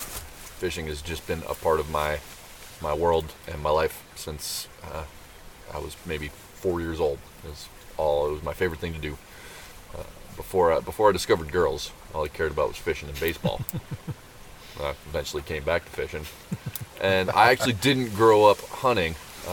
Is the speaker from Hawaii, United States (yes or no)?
yes; Oahu, Hawaii, United States; moved away; also born or lived in Montana / Alaska; I grew up on Oahu in Hawaii, so a pretty pretty developed, pretty urban space.